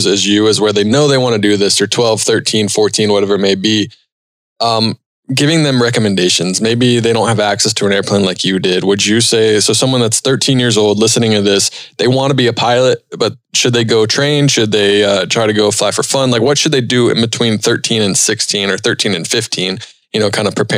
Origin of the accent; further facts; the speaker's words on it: East Coast, United States; now in Chicago, United States; I live in Chicago now, but like growing up on the East Coast